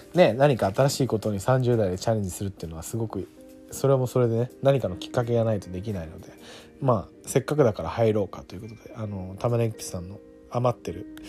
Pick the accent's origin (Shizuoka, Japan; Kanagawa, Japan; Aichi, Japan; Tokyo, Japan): Tokyo, Japan; Setagaya; also born or lived in Shimane / Okinawa; 僕はやっぱりその世田谷で育ってきた身